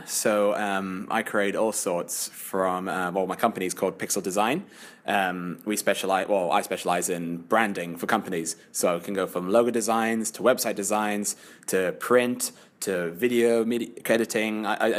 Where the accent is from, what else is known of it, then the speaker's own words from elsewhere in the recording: Sharjah, United Arab Emirates; also born or lived in Newcastle, United Kingdom; But because I've brought up with this accent here, I was born in Sharjah. So my family came out here 35 years ago.